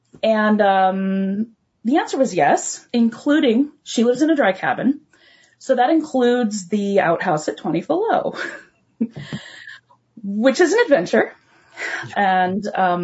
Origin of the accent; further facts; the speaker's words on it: Portland, Oregon, United States; moved away as an adult; now in Fairbanks, United States; I grew up in Portland. I loved my hometown